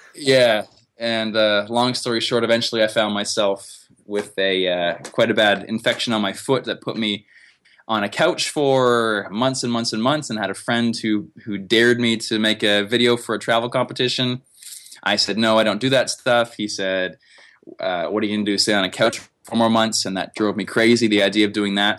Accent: Canada; I'm from Canada. And here we have lots of forest

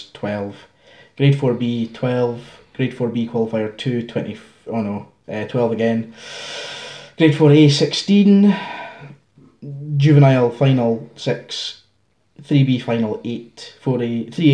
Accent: Arbroath, Scotland, United Kingdom; my hometown of Arbroath

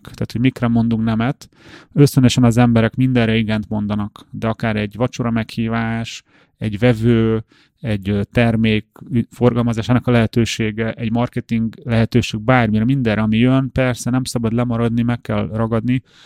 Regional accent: Hungary; mi magyarok

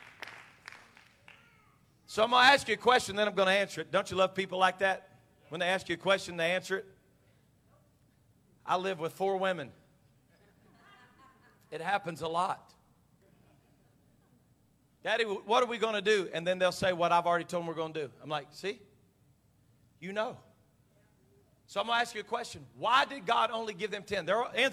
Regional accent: United States; me as an American.

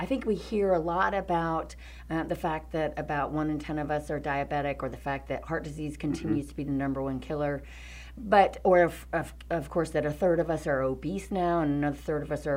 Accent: North Carolina, United States; now in San Francisco, United States; my home state, which is North Carolina

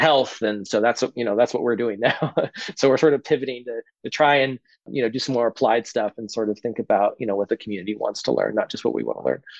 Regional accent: Boise, Idaho, United States; moved away; I grew up in Idaho

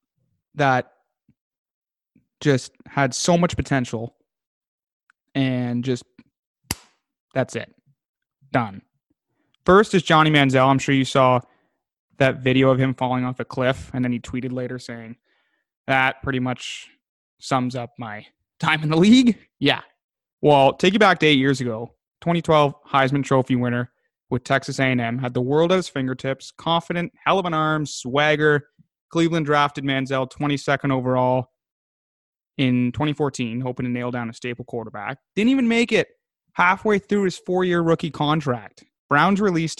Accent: Ajax, Ontario, Canada; Both growing up in Ajax.

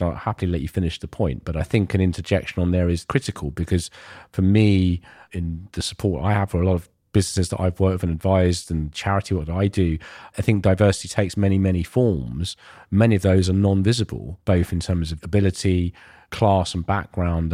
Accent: Ilford, London, United Kingdom; I grew up in Ilford

